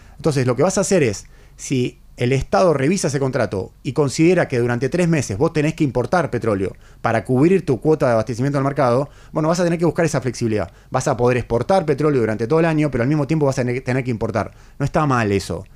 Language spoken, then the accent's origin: Spanish; Argentina; un país como nosotros, como el nuestro, como la Argentina